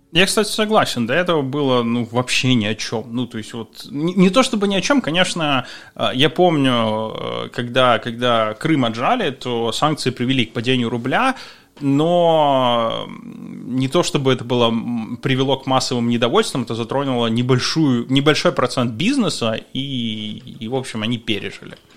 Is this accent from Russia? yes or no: no; Ukraine; moved away as an adult; Я уехал из Украины за два месяца до того, как э, начался процесс